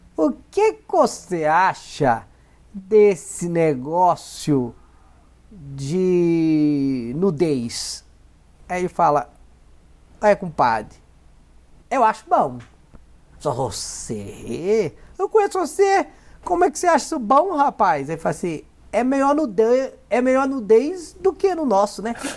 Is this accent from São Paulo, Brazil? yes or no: no; Minas Gerais, Brazil; accent: mineiro; eu sou mineirinho